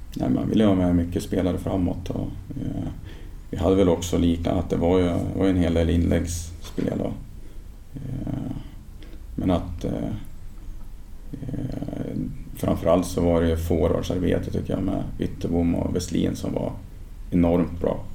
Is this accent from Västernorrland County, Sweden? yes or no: yes; Ljungaverk, Västernorrland County, Sweden; also born or lived in Sundsvall; jag kommer från en, en by väster om Sundsvall som heter Ljungaverk. Så jag växte upp i Ljunga IF